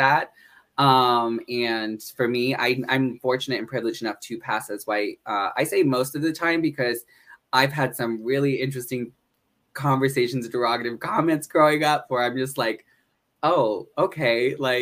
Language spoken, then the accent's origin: English; northeastern Pennsylvania, United States; also born or lived in Honolulu, Hawaii; I grew up in northeastern Pennsylvania